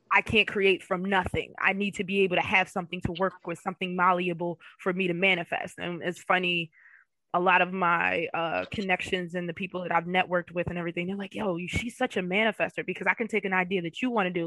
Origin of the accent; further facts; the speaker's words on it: Philadelphia, Pennsylvania, United States; moved away as an adult; now in Florida, United States; I'm from the Philadelphia area. Um, West Philly born and raised